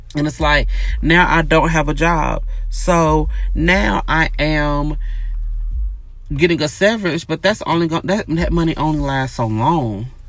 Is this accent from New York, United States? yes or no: no; Gainesville, Georgia, United States; I grew up in a small town, right? I'm from Gainesville, Georgia, which is like north of Atlanta